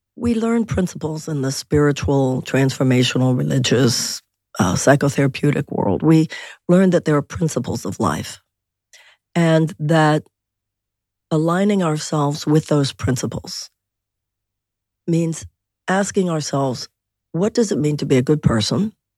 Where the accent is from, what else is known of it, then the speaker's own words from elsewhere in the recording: Houston, Texas, United States; I was born and raised in Houston